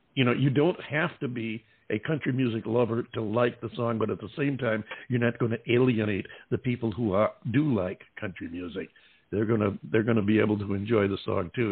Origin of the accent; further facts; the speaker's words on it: upstate New York, United States; I'm from upstate New York myself